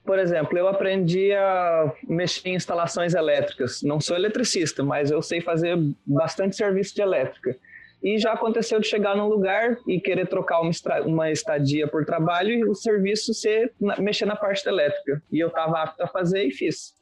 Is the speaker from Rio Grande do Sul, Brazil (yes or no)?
yes; Venâncio Aires, Rio Grande do Sul, Brazil; also born or lived in Pelotas; nasci em Venâncio Aires, interior do Rio Grande do Sul